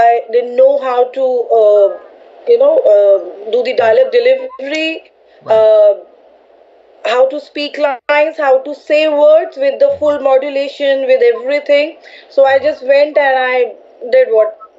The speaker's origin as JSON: {"language": "English", "town": "New Delhi", "region": "Delhi", "country": "India", "tie": "born or raised there", "moved": "as an adult", "lives_now": "Mumbai, India", "said": "I'm from Delhi, I'm from New Delhi. And now I'm in Mumbai. So Delhi is my birthplace and now Mumbai is my workplace too."}